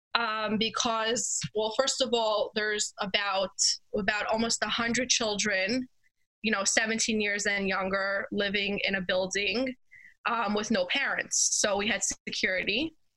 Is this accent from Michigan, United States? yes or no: no; New York City, New York, United States; I grew up in Crown Heights, Brooklyn, New York